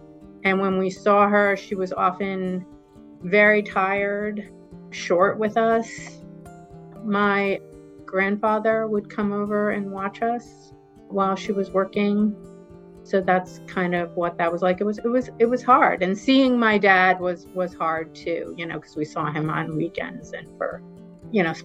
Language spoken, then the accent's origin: English; Riverside, Rhode Island, United States; I was born in Riverside, Rhode Island in 1970. It was a very residential area, very heavily suburban.